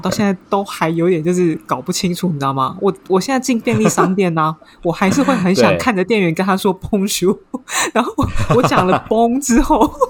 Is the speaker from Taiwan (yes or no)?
yes; Taiwan; now in Paris, France; 我回台湾